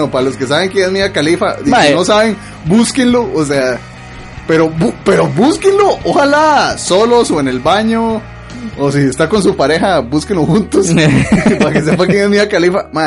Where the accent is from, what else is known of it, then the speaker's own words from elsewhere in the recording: Pérez Zeledón, San José, Costa Rica; moved away; De allá, Pérez. De allá, de allá. De Pérez. De, allá. Pérez Celedón.